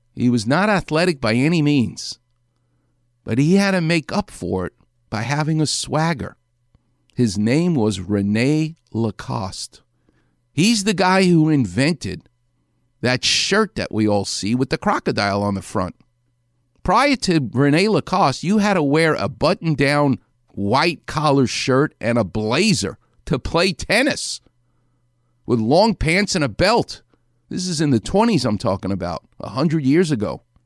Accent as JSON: {"language": "English", "town": "New York City", "region": "New York", "country": "United States", "said": "I'm from New York City."}